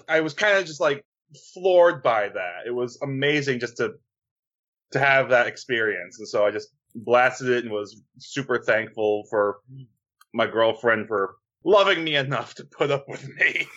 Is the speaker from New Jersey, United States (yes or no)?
yes; New Jersey, United States; I grew up in Jersey, so there's far better pizza around me than Domino's